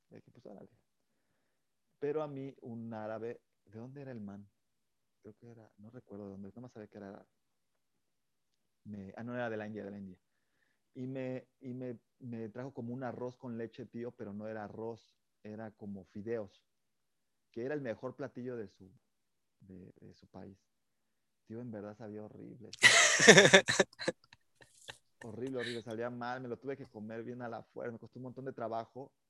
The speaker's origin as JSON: {"language": "Spanish", "country": "Mexico", "said": "Chile, por ejemplo, el picante, como buen mexicano, ¿tú eres de picante?"}